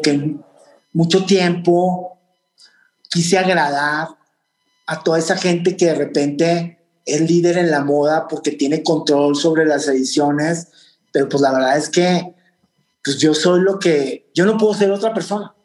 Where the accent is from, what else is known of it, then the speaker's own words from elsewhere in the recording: Torreón, Coahuila, Mexico; moved away as an adult; now in New York, United States; mi formación de haber nacido en en Torreón, de ser como somos los de Torreón o del norte